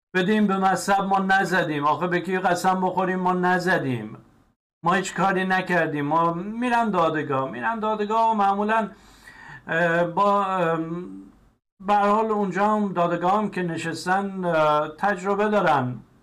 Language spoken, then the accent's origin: Persian; Iran; moved away; من هم ایرانی هستم